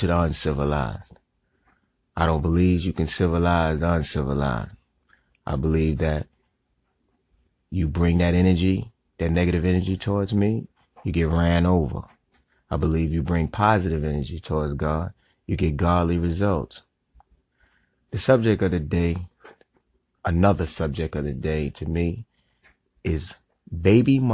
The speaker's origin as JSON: {"language": "English", "region": "New York", "country": "United States", "also_born_or_lived": "South Carolina / Atlanta, Georgia", "moved": "as an adult", "said": "I'm from New York, but I was hustling in South Carolina"}